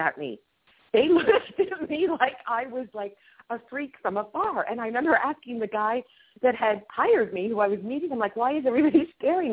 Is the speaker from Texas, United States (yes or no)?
no; Kansas, United States; also born or lived in Pennsylvania; I'm from Kansas.